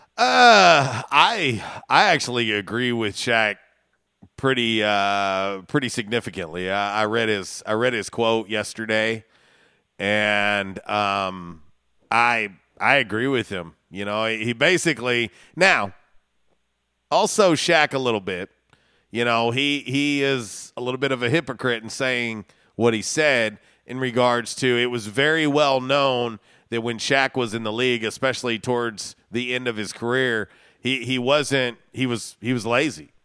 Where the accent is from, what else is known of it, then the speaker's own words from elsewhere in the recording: Florida, United States; from where I grew up in Florida